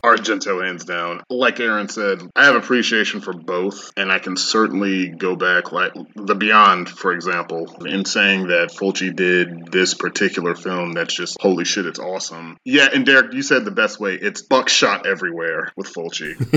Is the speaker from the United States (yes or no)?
yes; United States; moved away; also born or lived in Europe; as an American